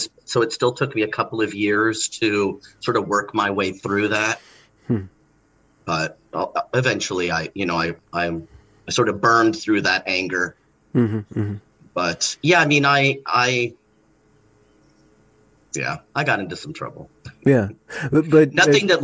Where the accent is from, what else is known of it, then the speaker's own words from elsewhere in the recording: Los Angeles, California, United States; I grew up in Los Angeles